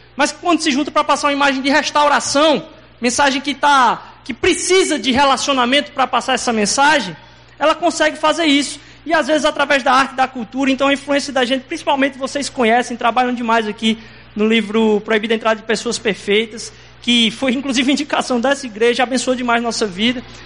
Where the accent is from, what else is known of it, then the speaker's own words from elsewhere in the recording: Recife, Pernambuco, Brazil; accent: heavy Recife accent; now in Recife, Brazil; a gente é importado de, outro, de outra terra lá. E vocês vão perceber que meu sotaque é um pouco mais carregado